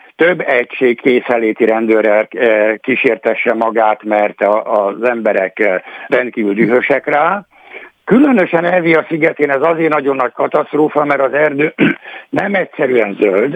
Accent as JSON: {"language": "Hungarian", "country": "Greece", "said": "arról a szigetről, ahol származom"}